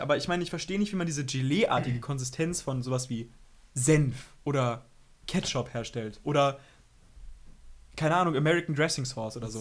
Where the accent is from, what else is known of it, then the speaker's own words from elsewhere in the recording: Berlin, Germany; ich komme aus Berlin